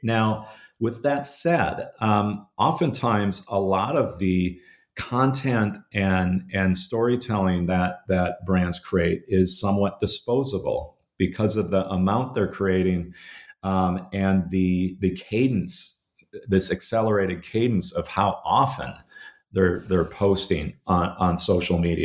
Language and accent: English; Minnesota, United States; growing up uh, in in Minnesota in the '70s and, and '80s